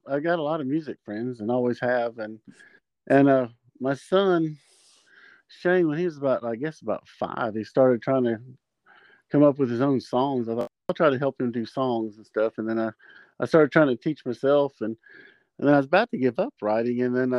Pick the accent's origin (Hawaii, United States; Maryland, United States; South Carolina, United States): South Carolina, United States; born there; also born or lived in Alaska / Germany; Probably South Carolina, because that's where he met my mom at Fort Jackson, and that's where I was bo